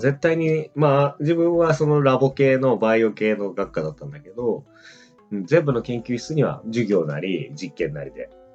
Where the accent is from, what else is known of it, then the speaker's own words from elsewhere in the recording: Greater Tokyo Area, Japan; 首都圏の高校出身